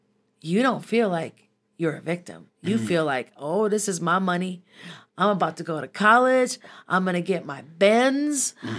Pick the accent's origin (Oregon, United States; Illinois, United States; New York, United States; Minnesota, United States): Minnesota, United States; And I'm from Minnesota originally, and so I have a deep, dark knowledge of our city's history.